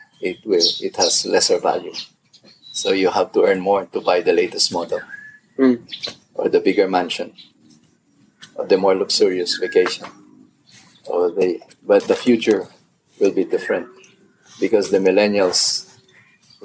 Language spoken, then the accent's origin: English; Philippines; my own definition of being Filipino has expanded